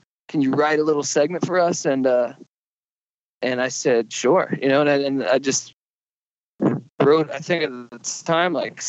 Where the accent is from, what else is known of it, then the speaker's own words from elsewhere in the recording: East Coast, United States; now in Los Angeles, United States; I grew up on the East Coast and I moved out to LA to pursue stand up and writing and stuff